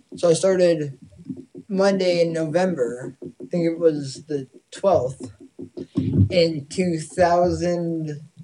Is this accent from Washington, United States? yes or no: no; Massachusetts, United States; moved away; Being from Massachusetts